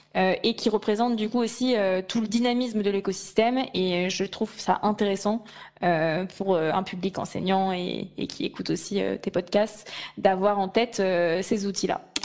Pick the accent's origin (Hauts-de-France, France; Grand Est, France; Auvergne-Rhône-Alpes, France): Auvergne-Rhône-Alpes, France; Lyon; moved away as an adult; now in Paris, France; je suis lyonnaise de cœur et d'origine